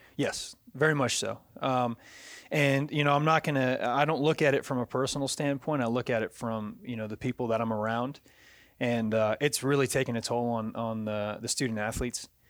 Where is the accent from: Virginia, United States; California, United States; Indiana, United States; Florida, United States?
Virginia, United States; also born or lived in Louisiana; now in Jacksonville, United States; I'm from Virginia originally